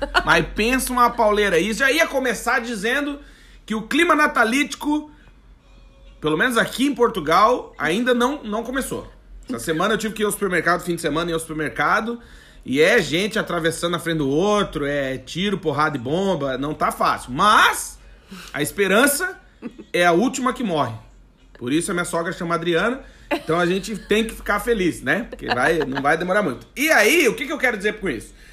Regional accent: Rio Grande do Sul, Brazil; Eu até tô tomando um chimarrão, porque porque sou gaúcho, né?

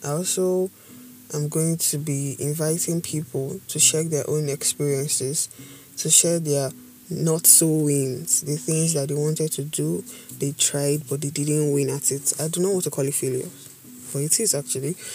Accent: Edo, Nigeria; I'm from Edo State, Banker to be precise. No, I'm not Bini

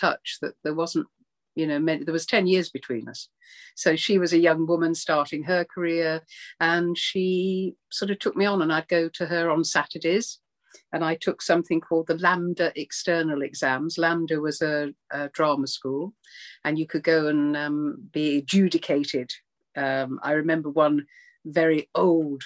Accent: Birmingham, West Midlands, United Kingdom; moved away; I grew up in Birmingham to begin with. And then we moved out to a small town

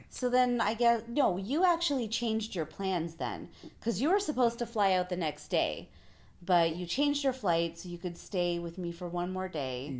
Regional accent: Canada; I'm the Canadian

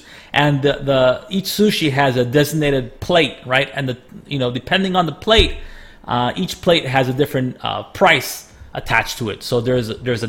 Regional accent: Miami, Florida, United States; moved away; also born or lived in Ohio, United States; I grew up in Miami and stuff. And I went to school in Ohio

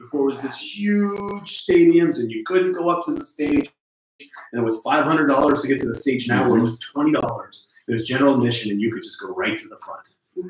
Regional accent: Marin, California, United States; when I grew up in Marin

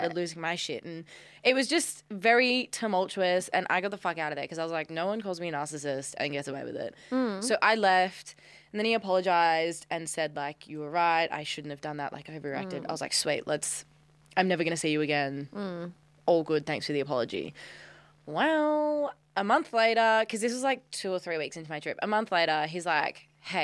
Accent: Australia; I'm Australian

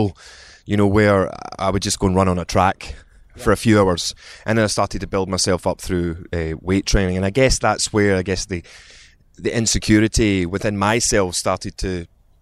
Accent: Glasgow, Scotland, United Kingdom; accent: Scottish; moved away as an adult; now in London, United Kingdom; I was born in Scotland. I grew up in Scotland

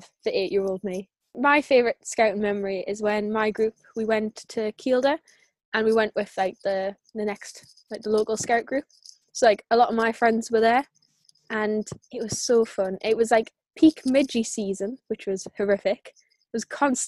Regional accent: the Northeast, North East England, United Kingdom; I'm from the Northeast

